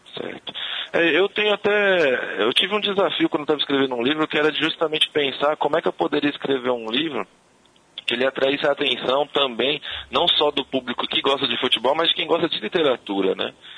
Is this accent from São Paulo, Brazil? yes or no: yes; São Paulo, Brazil; eu moro em São Paulo, eu sou do, do bairro de Pirituba